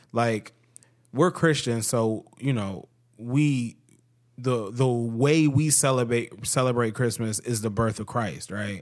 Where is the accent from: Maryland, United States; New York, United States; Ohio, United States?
Ohio, United States; we're from Ohio